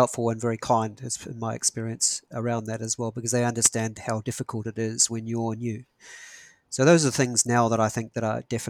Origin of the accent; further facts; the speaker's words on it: New Zealand; New Zealanders will probably be a little bit more conservative in how we say things